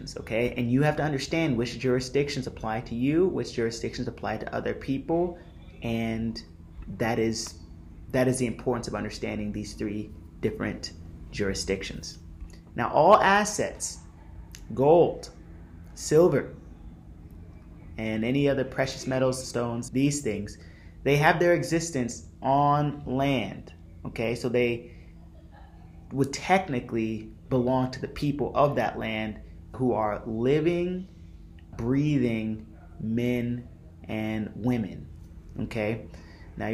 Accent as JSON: {"language": "English", "region": "California", "country": "United States", "tie": "born or raised there", "said": "if you were born in California, which I was"}